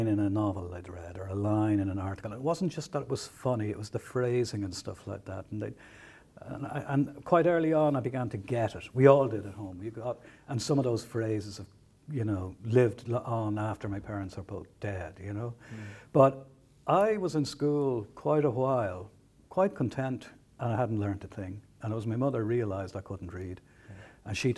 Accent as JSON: {"language": "English", "town": "Dublin", "region": "Leinster", "country": "Ireland", "tie": "born or raised there", "said": "I was born in Dublin, like garrison town"}